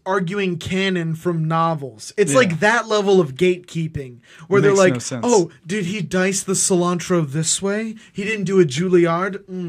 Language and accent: English; United States; I'm an American with a bad palate